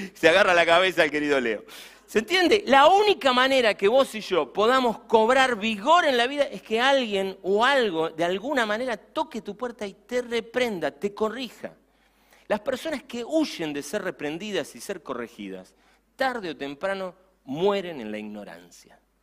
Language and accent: Spanish; Campana, Buenos Aires Province, Argentina; me subí en la ciudad de Campana a mi bicicleta